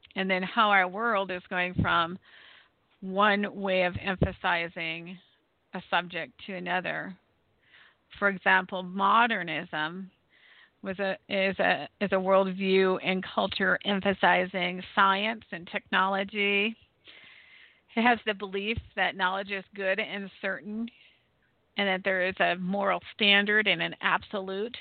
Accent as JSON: {"language": "English", "country": "United States"}